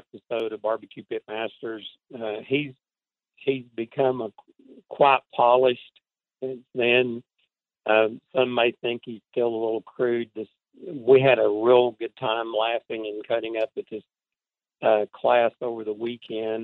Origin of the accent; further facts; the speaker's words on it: Cleveland, Tennessee, United States; was born here in Cleveland, Tennessee, lived here all my life